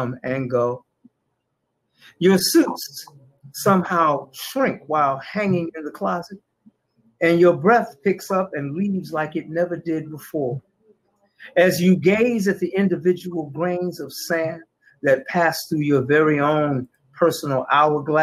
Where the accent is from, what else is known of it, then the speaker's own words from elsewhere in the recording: Detroit, Michigan, United States; I came out in 73. Mumford High School